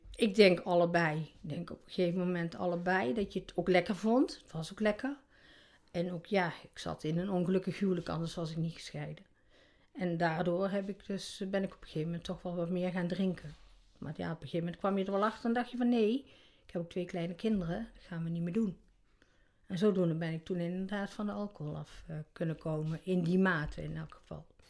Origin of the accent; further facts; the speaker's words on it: North Brabant, Netherlands; ik ben eh, geboren in Brabant